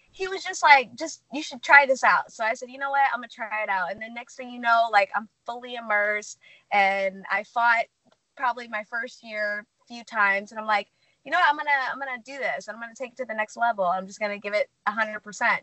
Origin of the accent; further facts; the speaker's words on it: St. Louis, Missouri, United States; moved away as an adult; now in California, United States; I grew up in St. Louis, Missouri. Uh, I went to Lindbergh High School